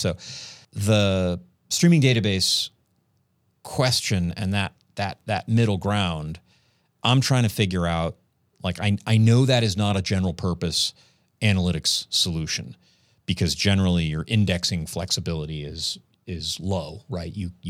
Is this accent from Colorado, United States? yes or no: yes; Colorado, United States; And I'm from Colorado, too.